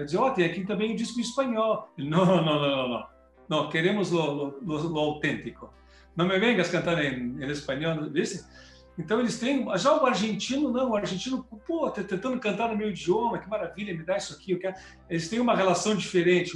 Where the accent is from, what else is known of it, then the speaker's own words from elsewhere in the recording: Rio Grande do Sul, Brazil; Eu sou gaúcho